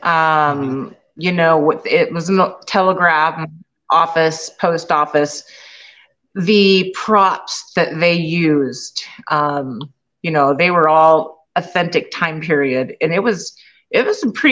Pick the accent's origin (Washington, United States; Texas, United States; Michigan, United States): Washington, United States; just north of Seattle; moved away as an adult; we're originally from Washington, just north of Seattle.